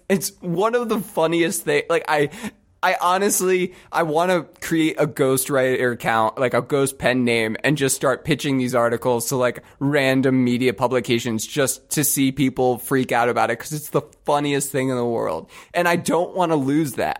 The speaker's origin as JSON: {"language": "English", "country": "United States"}